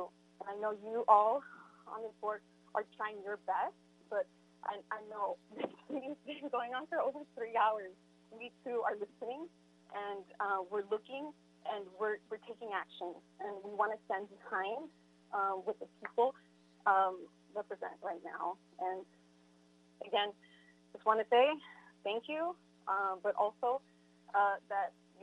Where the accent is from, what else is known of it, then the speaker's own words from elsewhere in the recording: Los Angeles, California, United States; I was raised and rooted in Los Angeles